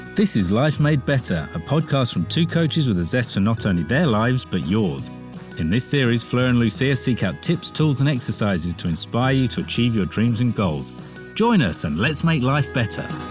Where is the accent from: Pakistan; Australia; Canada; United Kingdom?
United Kingdom; London; I was brought up in Wimbledon in southwest London